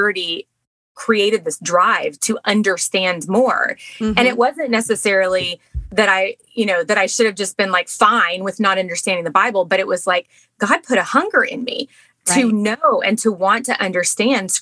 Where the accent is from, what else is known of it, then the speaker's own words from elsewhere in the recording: Texas, United States; moved away as an adult; also born or lived in Baltimore, Maryland; now in Maryland, United States; we're from Texas.